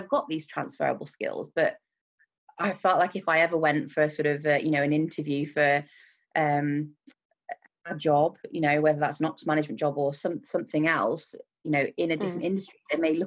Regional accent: Wolverhampton, West Midlands, United Kingdom; I'm originally from Wolverhampton, which for those of you who don't know where it is, near Birmingham

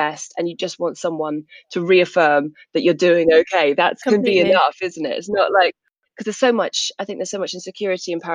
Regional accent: South England, United Kingdom; I grew up in South England

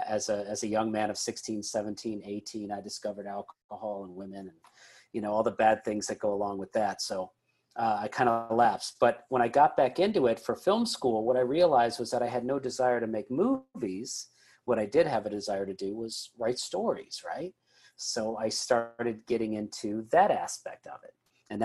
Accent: Lombard, Illinois, United States; I mean, I'm from Chicago. So anybody that writes a Chicago Bulls story is always fascinating.

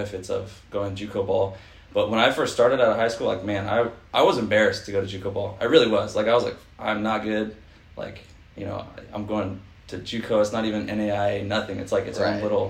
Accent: Fullerton, California, United States; also born or lived in Albuquerque, New Mexico; I'm a SoCal kid. I grew up in Fulton for the last 12 years.

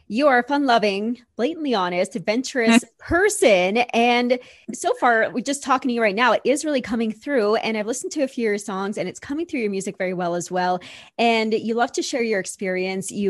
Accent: Manitoba, Canada; I'm from Manitoba.

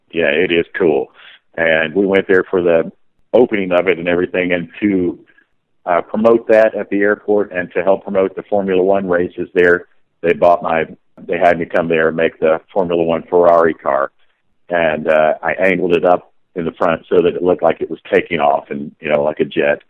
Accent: Oak Ridge, Tennessee, United States; I was raised in Oak Ridge, Tennessee

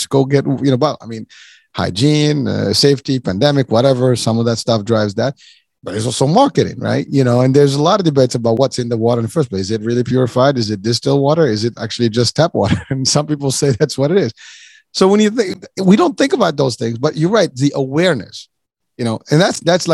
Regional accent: Morocco; moved away; I'm originally from Morocco

